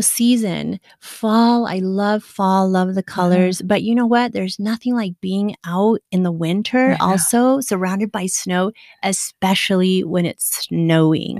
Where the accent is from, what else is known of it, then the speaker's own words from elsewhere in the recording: Afton, Wyoming, United States; moved away; actually raised in a small little town in wyoming